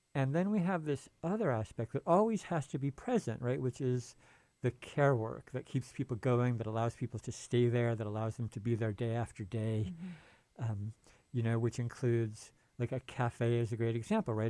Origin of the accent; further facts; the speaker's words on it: San Francisco, California, United States; I'm from the Bay Area and San Francisco.